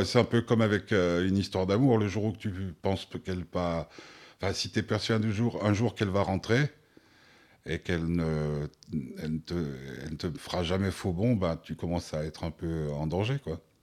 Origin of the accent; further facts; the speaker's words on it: Switzerland; chez nous en Suisse